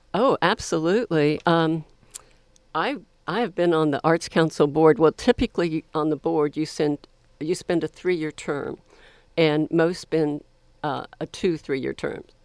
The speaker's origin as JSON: {"language": "English", "region": "Florida", "country": "United States", "tie": "born or raised there", "also_born_or_lived": "Columbus, Ohio", "moved": "yes", "lives_now": "Texas, United States", "said": "I was born in Columbus, Ohio, but, um, I have lived most of my life in the state of Florida on either the East Coast or the Panhandle of Florida"}